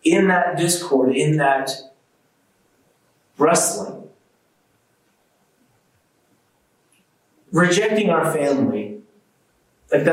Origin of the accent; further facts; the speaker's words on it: United States; as an American